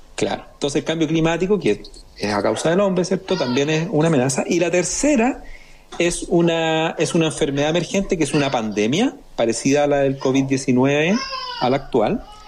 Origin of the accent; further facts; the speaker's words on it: Chile; nosotros como chilenos